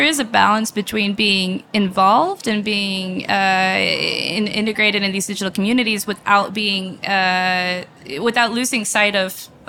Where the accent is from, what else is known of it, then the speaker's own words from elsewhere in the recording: United States; I'm from America, but my family's in Belgium.